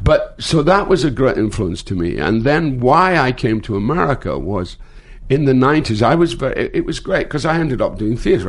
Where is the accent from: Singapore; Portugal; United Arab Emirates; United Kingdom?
United Kingdom; Scotland; moved away as an adult; now in United States; I started in my hometown in Scotland